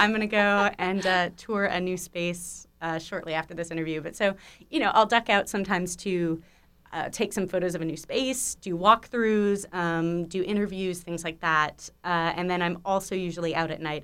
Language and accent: English; Malibu, California, United States; also born or lived in East Coast (college); I grew up out here, um, born at Cedar Sinai, rep in, rep in Cedar Sinai, and, uh, yeah, so I grew up on the west side primarily, um, Malibu specifically